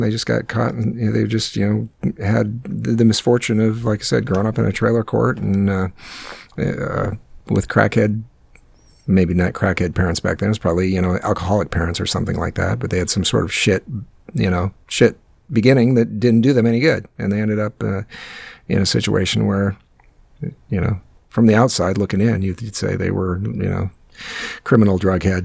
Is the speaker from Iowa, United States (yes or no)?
yes; Northwest Iowa, United States; my hometown up in where I grew up in Northwest Iowa in the middle of nowhere